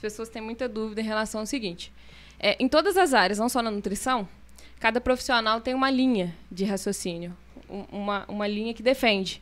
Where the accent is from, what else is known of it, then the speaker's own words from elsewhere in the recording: Carangola, Minas Gerais, Brazil; now in Taperona, Brazil; sou mineira de Carangola. Eu moro em Taperona já vai fazer seis anos.